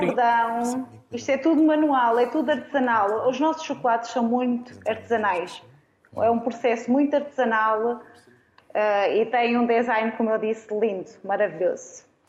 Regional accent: Arganil, Centro, Portugal; moved away as an adult; also born or lived in Coimbra / Lisbon / Seixal; Eu sou natural de Arganil, eh, estudei em Coimbra

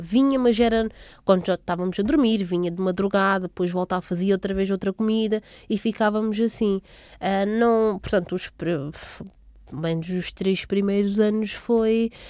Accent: Portugal; also born or lived in Água Grande, São Tomé and Príncipe; Nasci em São Tomé e Príncipe. Acredito que tenha sido em Água Grande, assim, na, na, no distrito de Água Grande. Vivi lá até aos meus sete anos, portanto vim para Portugal com, em 1997

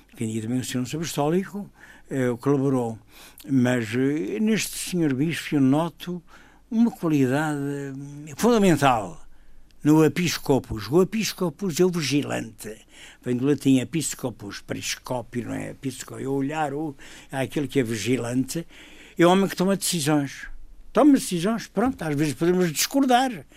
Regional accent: Madeira, Portugal; eu como padre, como madeirense

